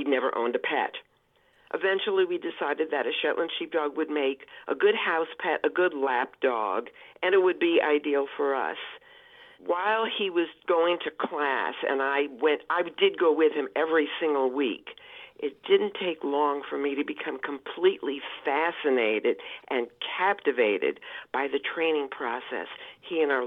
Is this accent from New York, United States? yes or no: yes; New York City, New York, United States; I grew up in New York City